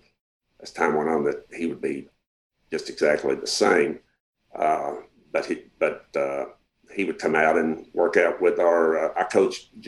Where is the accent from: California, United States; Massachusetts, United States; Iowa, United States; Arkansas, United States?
Arkansas, United States